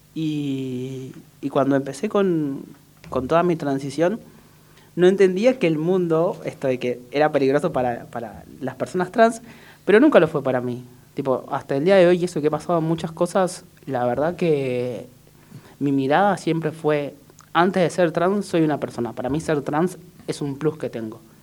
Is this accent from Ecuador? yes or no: no; Córdoba, Argentina; moved away as an adult; also born or lived in Salta / Buenos Aires; nací en Salta, pero la verdad que me crié en Córdoba, entonces me considero más cordobés que otra cosa. No tengo mucha tonada, pero por ahí cuando me enojo me sale bastante